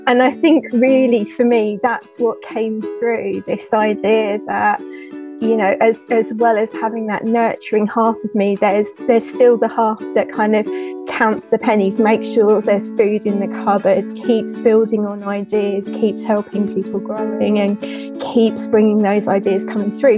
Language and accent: English; Hertfordshire, East of England, United Kingdom; I'm from Hertfordshire in the U K